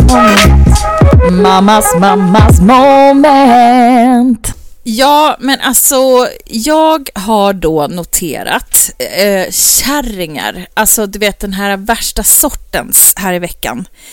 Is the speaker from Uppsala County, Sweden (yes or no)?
yes; Uppsala, Uppsala County, Sweden; i Uppsala, där jag är ifrån.